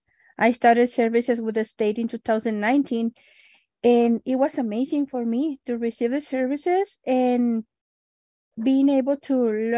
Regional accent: El Paso, Texas, United States; English is a second language; I am from El Paso

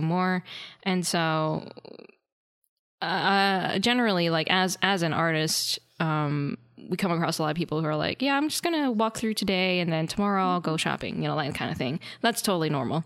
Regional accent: North Carolina, United States; we're both from North Carolina

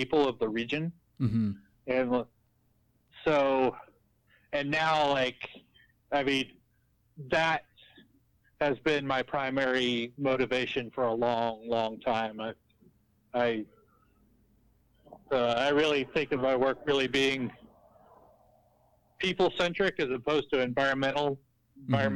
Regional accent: Bath County, Virginia, United States; also born or lived in Appalachia, Virginia; I grew up in Bath County, Virginia, which is in Appalachia, again, not in the coal fields

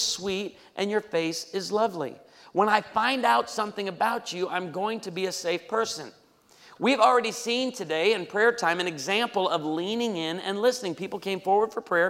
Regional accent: outside of Chicago, Illinois, United States; I grew up outside of Chicago

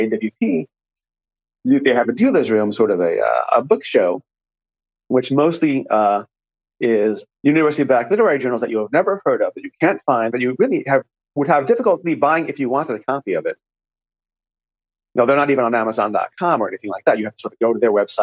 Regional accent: New York, United States; I grew up in New York

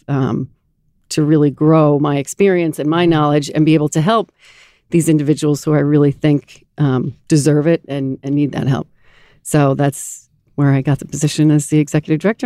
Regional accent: Garden City, New York, United States; I grew up in Garden City, mm-hmm. right here on Long Island

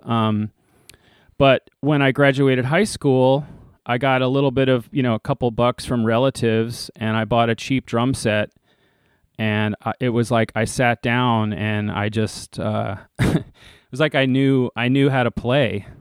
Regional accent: Leesburg, Virginia, United States; I grew up out in Leesburg, Virginia

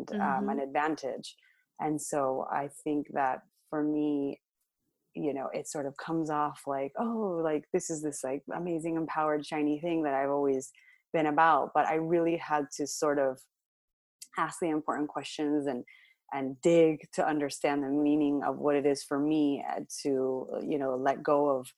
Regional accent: Los Angeles, California, United States; I grew up in L.A.

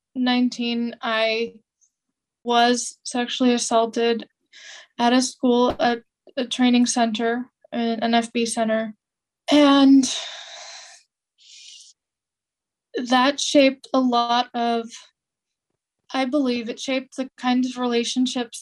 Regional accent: California, United States; I grew up in California

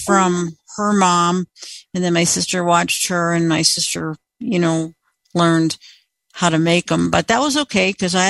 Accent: Indiana, United States; now in Colorado, United States; I grew up in Indiana in the Calumet region, and we had some great places there to get Polish sausage. My whole family's Polish.

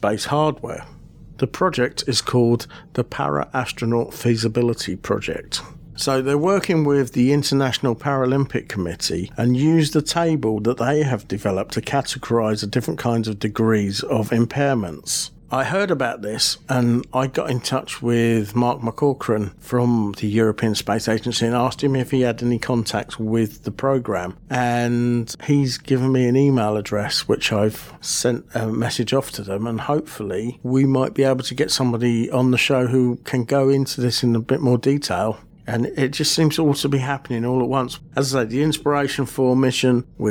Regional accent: Aylesbury, South East England, United Kingdom; Aylesbury, my hometown

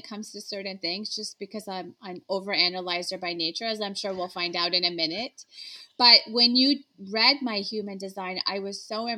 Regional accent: Toronto, Ontario, Canada; moved away as an adult; now in San Francisco Bay Area, United States; grew up in Toronto, Canada. I moved to the Bay Area, San Francisco, in 2009 with my husband.

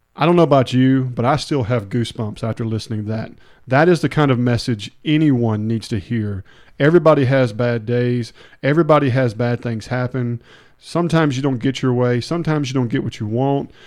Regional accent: Hernando, Mississippi, United States; now in Olive Branch, United States; when I lived in Hernando and I grew up in Hernando for a long time

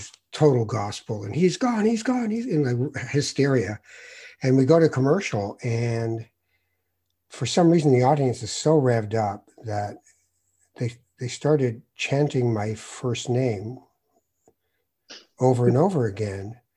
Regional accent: Tangier, Tanger-Tetouan-Al Hoceima, Morocco; moved away; I'm a Moroccan. I was born in Tangiers

